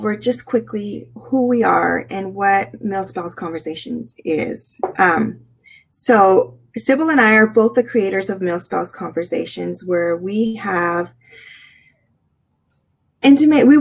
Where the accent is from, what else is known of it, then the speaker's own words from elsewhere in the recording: California, United States; moved away as an adult; now in Virginia, United States; we are originally from California, born and raised